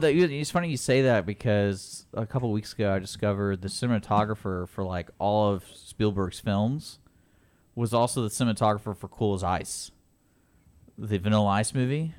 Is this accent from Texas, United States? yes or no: yes; Houston, Texas, United States; I grew up here in Houston